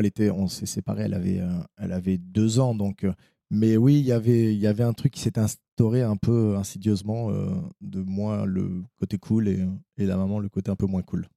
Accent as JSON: {"language": "French", "town": "Bergerac", "region": "Nouvelle-Aquitaine", "country": "France", "said": "je viens de Bergerac, c'est un milieu un peu plus, euh, un peu plus rural"}